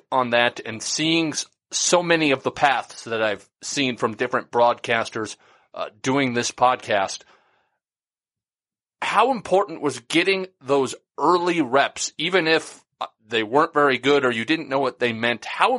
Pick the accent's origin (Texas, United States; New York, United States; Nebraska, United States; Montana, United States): Nebraska, United States; moved away; as an 11-year-old boy growing up in Nebraska